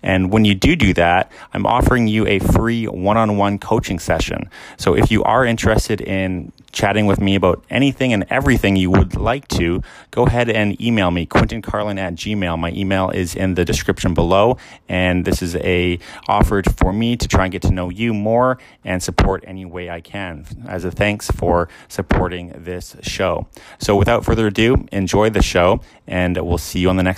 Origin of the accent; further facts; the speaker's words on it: Canada; … and I, we're both from Vancouver and Alberta